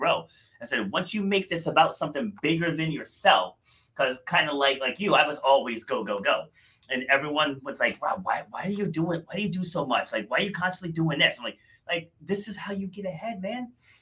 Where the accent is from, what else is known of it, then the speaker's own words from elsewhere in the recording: Rhode Island, United States; also born or lived in New York City; I was born in New York City, but I spent I think we moved to Rhode Island when I was 2.5, I want to say. So I'm definitely from Rhode Island